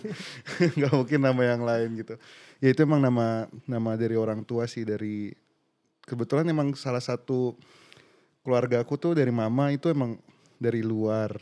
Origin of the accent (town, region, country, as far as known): Pontianak, West Kalimantan, Indonesia; born or raised there; moved away as an adult; now in Jakarta, Indonesia